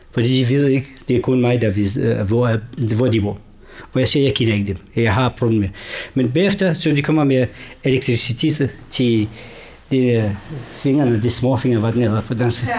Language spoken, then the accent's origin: Danish; Sulaymaniyah, Kurdistan Region, Iraq; Danish is a second language; moved away as an adult; also born or lived in Baghdad; now in Denmark; Jeg er født og vokset i Irak, de kurdiske områder, eller de kurdiske dele af Irak, den hedder, eller Kurdistan, den irakiske del en by hedder Suleimania